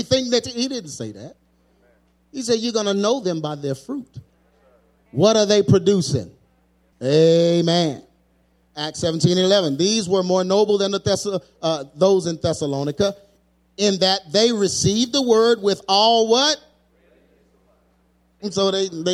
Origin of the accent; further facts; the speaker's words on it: United States; I'm an American